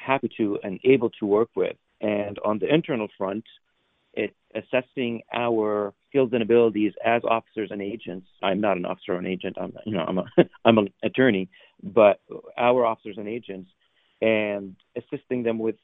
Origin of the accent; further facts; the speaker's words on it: West Virginia, United States; also born or lived in Syria; I was born in Syria 45 years ago and grew up in small town West Virginia